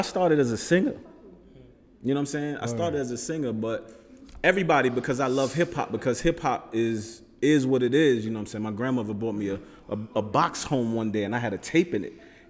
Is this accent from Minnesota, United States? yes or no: no; New York City, New York, United States; now in Richmond, United States; I'm a native New Yorker to my heart.